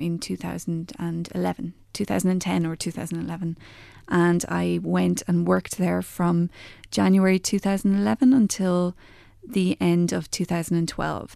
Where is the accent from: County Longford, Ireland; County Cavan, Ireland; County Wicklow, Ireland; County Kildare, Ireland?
County Wicklow, Ireland; also born or lived in Maynooth / Dublin; I'm from County Wicklow, and I grew up there